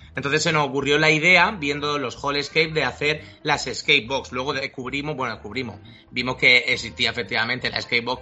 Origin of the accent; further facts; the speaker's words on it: Murcia, Region of Murcia, Spain; moved away as an adult; also born or lived in Madrid; nosotros somos de aquí de Murcia y nos volvimos de Madrid a vivir